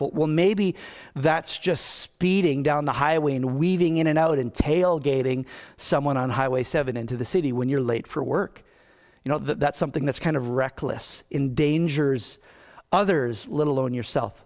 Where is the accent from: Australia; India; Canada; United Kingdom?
Canada; I'm a Canadian